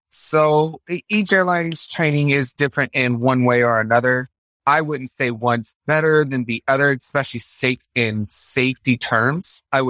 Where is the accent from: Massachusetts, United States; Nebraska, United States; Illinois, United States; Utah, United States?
Massachusetts, United States; Concord; born there; also born or lived in Fort Greely, Alaska / Florida; I was born in Concord, Massachusetts.